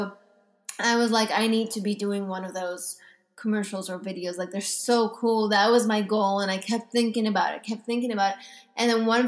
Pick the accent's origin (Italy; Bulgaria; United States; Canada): Italy; Venice, Veneto; moved away; also born or lived in Milan, Italy; I was born and raised in Italy. I was born in Venice, moved to Milan, went to college there